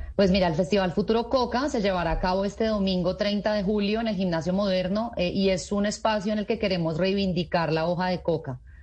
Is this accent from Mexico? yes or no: no; Colombia; todos como colombianos